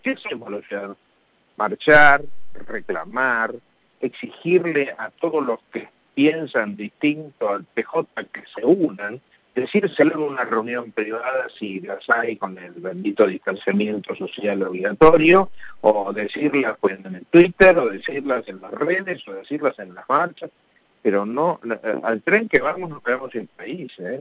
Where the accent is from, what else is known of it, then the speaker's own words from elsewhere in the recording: Argentina; somos argentinos